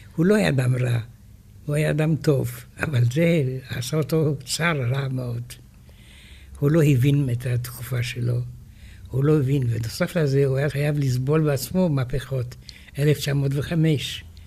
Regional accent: France; now in Israel; אני גדלתי בצרפת, אבל הסביבה של ההוריי היו רוסים

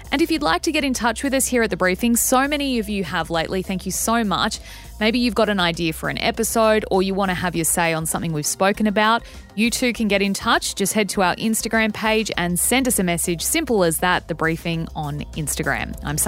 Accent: Australia; I grew up in Australia. I went to school in Australia

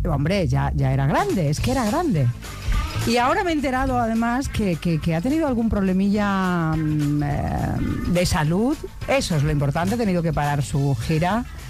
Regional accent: Extremadura, Spain; moved away; also born or lived in Barcelona; los 16 años en mi tierra, en Extremadura, en la cadena Ser

